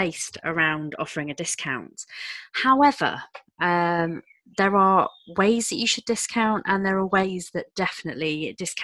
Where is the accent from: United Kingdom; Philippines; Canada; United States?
United Kingdom; we're British